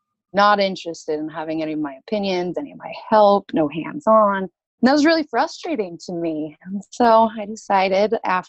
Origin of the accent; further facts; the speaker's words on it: Utah, United States; Well, I grew up primarily in Utah. Moved around a lot, lived a couple different places, but Utah is where I call home.